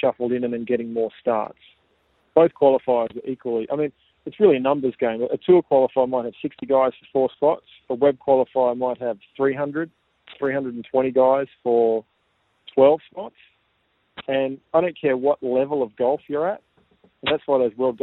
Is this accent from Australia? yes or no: yes; Tasmania, Australia; growing up in Tassie